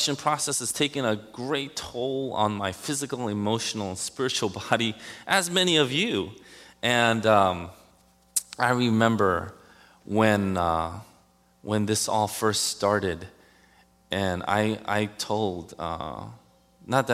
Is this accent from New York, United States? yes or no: yes; New York City, New York, United States; Growing up in Queens, Elmhurst, went through Jackson Heights, Woodhaven